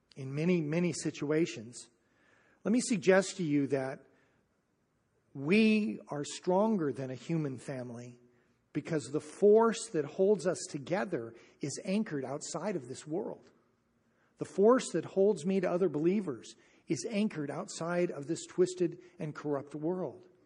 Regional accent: United States; I'm an American

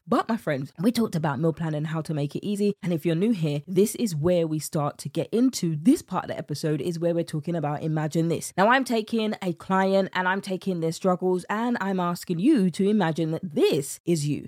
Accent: United Kingdom; accent: British; my British accent

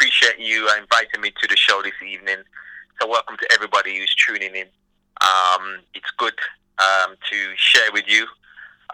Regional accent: England, United Kingdom; I'm born and bred in England

